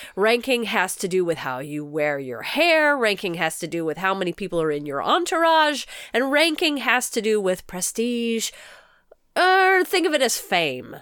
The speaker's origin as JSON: {"language": "English", "country": "United States", "said": "as an American"}